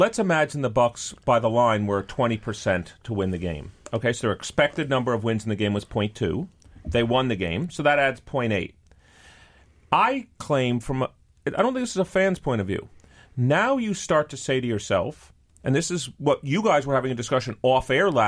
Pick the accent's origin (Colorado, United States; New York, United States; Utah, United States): New York, United States; No, I'm a New Yorker. New Yorker, and I just use a lot of we.